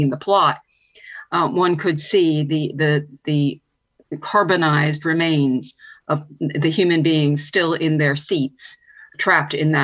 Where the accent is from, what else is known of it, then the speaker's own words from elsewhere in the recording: United States; now in Ireland; I'm an American